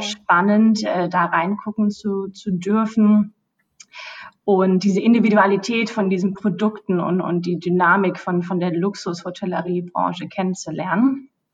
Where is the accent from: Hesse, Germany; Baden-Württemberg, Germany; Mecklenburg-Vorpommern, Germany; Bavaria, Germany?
Hesse, Germany; Bad Homburg; moved away as an adult; now in London, United Kingdom; komme aber ursprünglich äh, aus Deutschland äh, und sogar aus Bad Homburg, äh, also eine richtige Bad Homburgerin